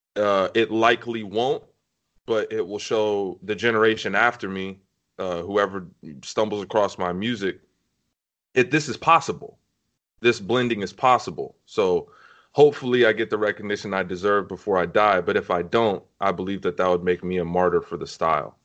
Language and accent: English; Compton, California, United States; I hail from Compton, California